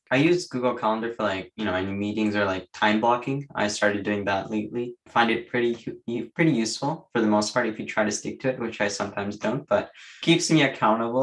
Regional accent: Waterloo, Ontario, Canada; I'm from Waterloo. So nearby.

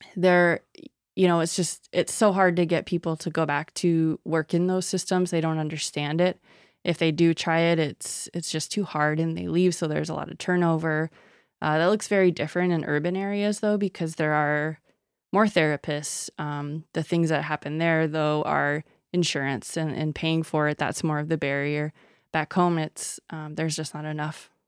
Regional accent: Sisseton, South Dakota, United States; I'm originally from Sisseton, South Dakota

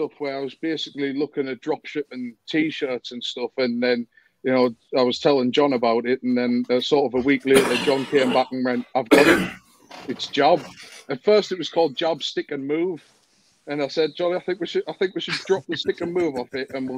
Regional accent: West Coast, North West England, United Kingdom; the lads that I grew up with over on the West Coast

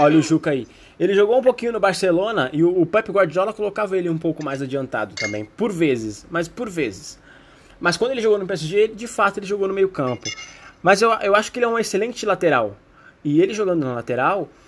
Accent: Brazil; nós, brasileiros

